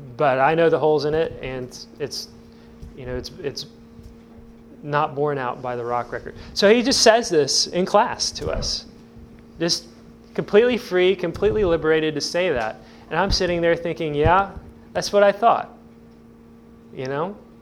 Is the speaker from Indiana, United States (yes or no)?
yes; Evansville, Indiana, United States; now in Indiana, United States; I'm from Evansville